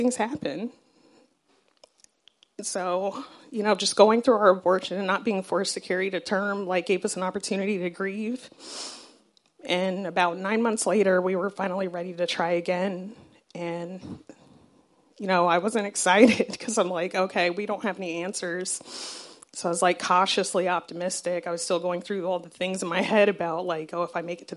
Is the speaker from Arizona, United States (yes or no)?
yes; Southern Arizona, United States; I grew up in Southern Arizona